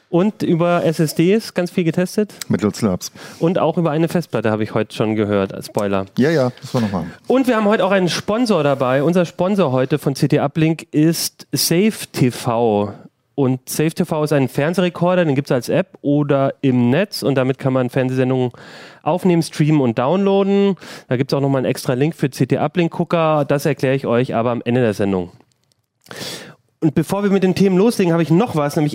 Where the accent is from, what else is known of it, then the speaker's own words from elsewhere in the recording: Southern Germany, Germany; ich als, als Süddeutscher bin es ja, äh, genieße das immer.